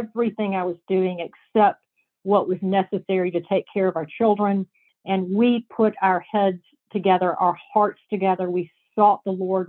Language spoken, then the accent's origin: English; the South, United States; I'm from the South